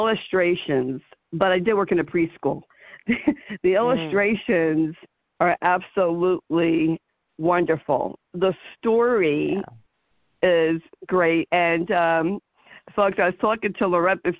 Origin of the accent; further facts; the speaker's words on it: New Jersey, United States; I'm from New Jersey